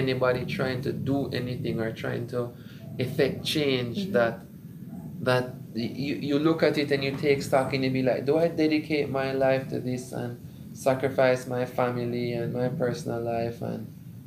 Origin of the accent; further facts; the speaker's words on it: Jamaica; I'm a bit partial to being Jamaican